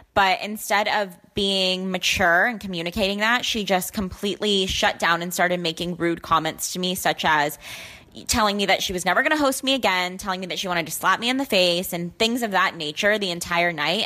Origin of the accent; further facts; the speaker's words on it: Dallas, Texas, United States; I'm 22 and from Dallas, Texas.